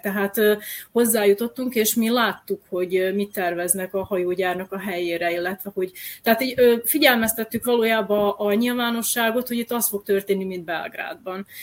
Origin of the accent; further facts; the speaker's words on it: Novi Sad, Vojvodina, Serbia; én nem csak sodrosi vagyok, hanem újvidéki vagyok